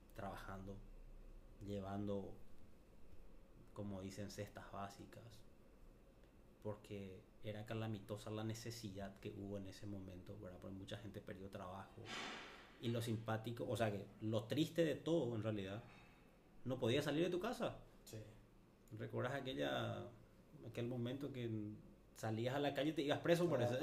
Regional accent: Paraguay; nuestra ciudad, para nuestro Paraguay

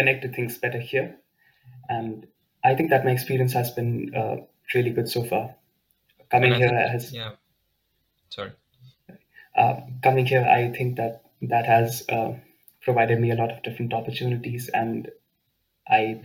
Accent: Delhi, India; also born or lived in Aachen, Germany; now in Kleve, Germany; I come from Delhi, India. So I'm used to extremely hot climates

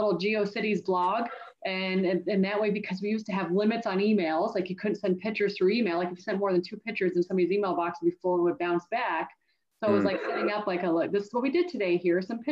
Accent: Canada; And I grew up in Canada. And at the time, we used to have 5 years of high school in our province.

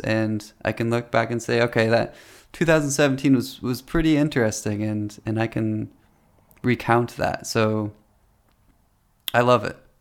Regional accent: Delaware, Ohio, United States; I grew up in Delaware, Ohio, which it was a more country area than I live in now.

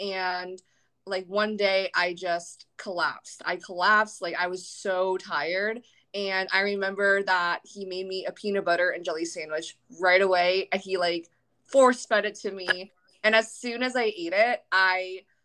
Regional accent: Virginia, United States; now in San Diego, United States; I'm from Virginia, which is the complete opposite side of the country. So pretty far from home.

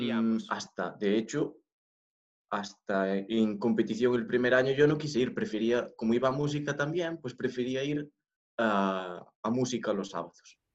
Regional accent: Galicia, Spain; Spanish is a second language

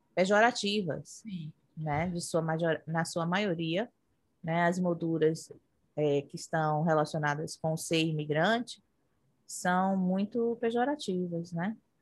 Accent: Brazil; moved away as an adult; now in United States; enquanto eu morava no Brasil

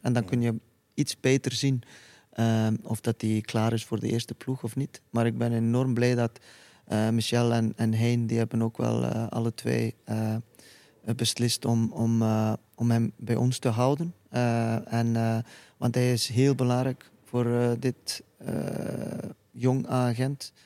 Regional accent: Iceland; Dutch is a second language; moved away as an adult; now in Belgium

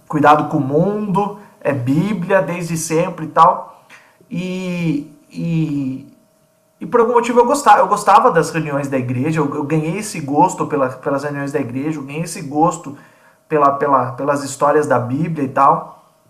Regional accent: Piracicaba, São Paulo, Brazil; moved away as an adult; now in Limeira, Brazil; sou piracicabano, nasci em Piracicaba

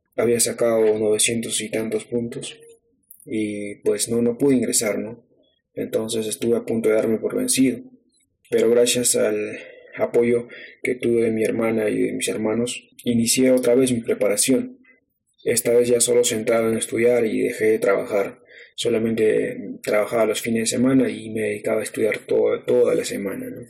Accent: Ayacucho, Peru; now in Lima, Peru; soy natural de Ayacucho. Nací en el centro poblado de Atihuara, del distrito de Santiago Paucaray, que pertenece a la provincia de Sucre

